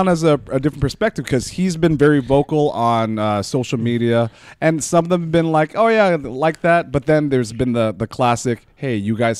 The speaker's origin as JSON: {"language": "English", "country": "Philippines", "said": "I'm Filipino"}